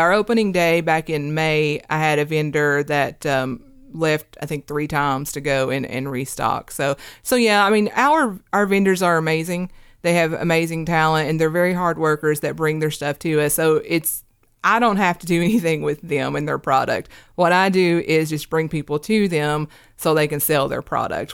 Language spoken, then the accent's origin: English; Hurley, Virginia, United States; now in Kingsport, United States; I'm from Southwest Virginia. My hometown's in Hurley, Virginia